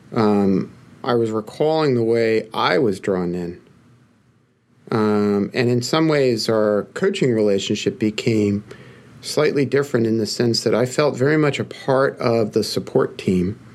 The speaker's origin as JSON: {"language": "English", "region": "New York", "country": "United States", "accent": "Brooklyn", "said": "my Brooklyn accent"}